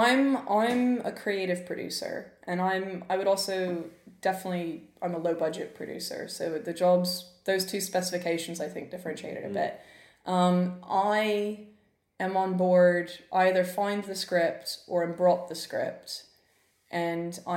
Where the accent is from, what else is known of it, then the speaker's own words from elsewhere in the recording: Memphis, Tennessee, United States; now in United Kingdom; I grew up in Memphis, Tennessee